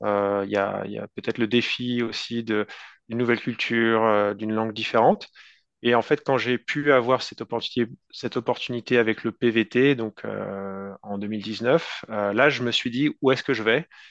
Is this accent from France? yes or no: yes; France; first language French; moved away as an adult; now in Vancouver, Canada; je suis un francophone français, donc j'ai grandi en France. puis je suis arrivé au Canada, dans la zone de Vancouver, en 2019.